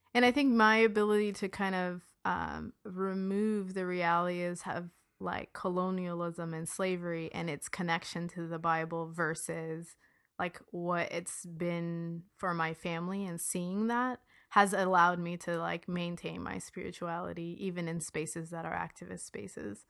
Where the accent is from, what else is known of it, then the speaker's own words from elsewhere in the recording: United States; I was born here